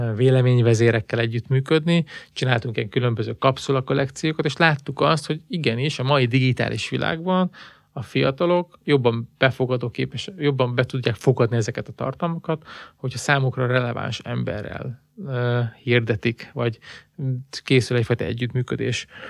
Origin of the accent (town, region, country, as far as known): Hungary